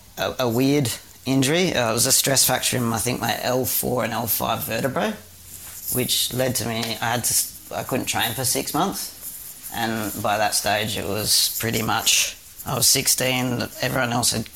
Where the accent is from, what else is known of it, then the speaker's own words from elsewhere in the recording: Perth, Western Australia, Australia; I'm a Perth boy, so I grew up in Western Australia.